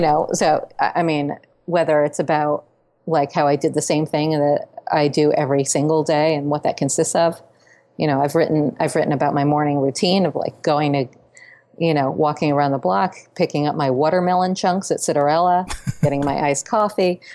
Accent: New York City, New York, United States; growing up in New York City

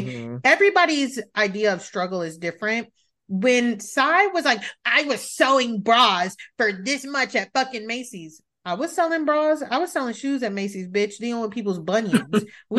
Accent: Italy; born there; When people ask, like, oh, where were you born? Things like that. I was born in Italy. People's next question is, how the fuck were you born in Italy?

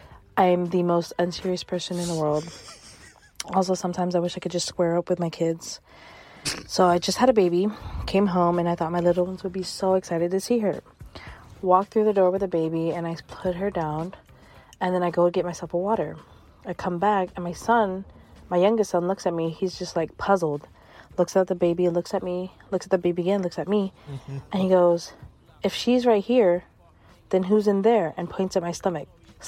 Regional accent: California, United States; I'm from California.

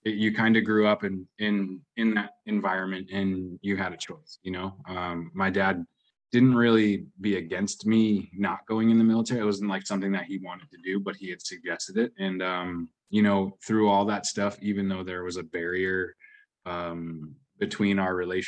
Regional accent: New England, United States; also born or lived in Washington State; I grew up in New England. I was born in Washington State

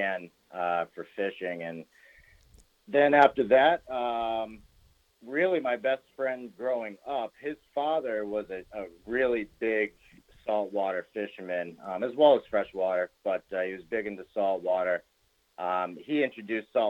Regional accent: North Attleboro, Massachusetts, United States; moved away as an adult; also born or lived in South Plymouth, Massachusetts; grew up in North Attleboro, Massachusetts

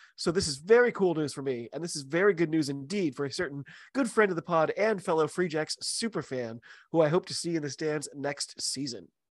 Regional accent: United States; I'm an American rugby fan

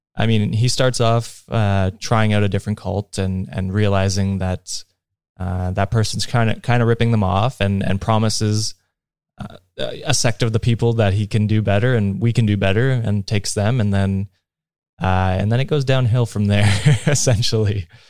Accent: Canada; as a Canadian

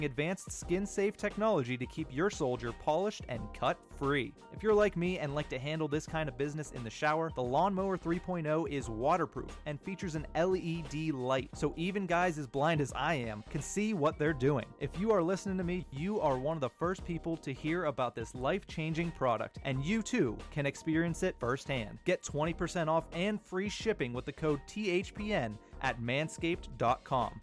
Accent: Johnstown, Pennsylvania, United States; my hometown of Johnstown, Pennsylvania

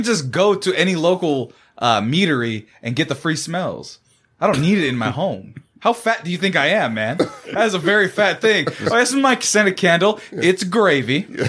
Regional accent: Central California, United States; moved away; I'm from Central California.

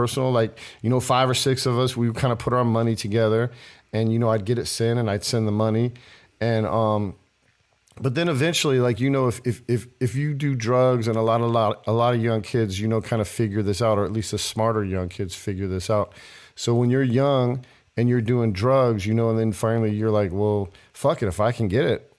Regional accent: Lemoore, California, United States; born there; Yeah, I was born in Lemoore. Lemoore is actually out in the desert. They call it the Central Coast. It's between L.A. and San Diego.

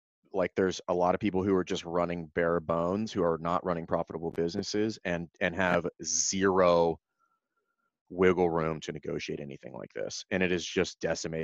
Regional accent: Louisiana, United States; now in Virginia, United States; I'm from Louisiana

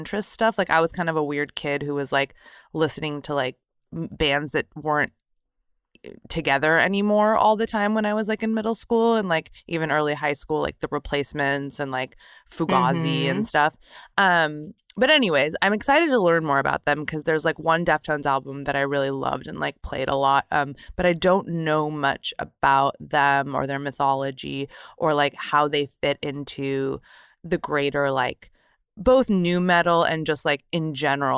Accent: Torrance, California, United States; I grew up in Torrance, California, which is in the South Bay region of Southern California

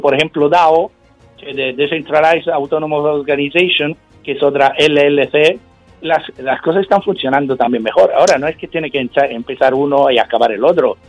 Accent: Sicily, Italy; Spanish is a second language; yo, que vengo de Sicilia

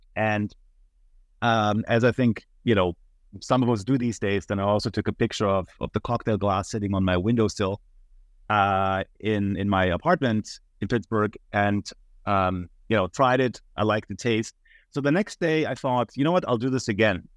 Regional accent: Munich, Bavaria, Germany; moved away as an adult; now in United States; I'm originally from Munich, Germany, and that's also where I attended the university yeah, for eight semesters

